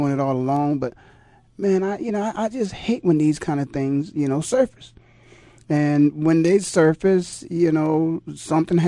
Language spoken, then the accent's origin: English; Canton, Ohio, United States; also born or lived in East Coast; now in Phoenix, United States; I was born and raised in Canton, Ohio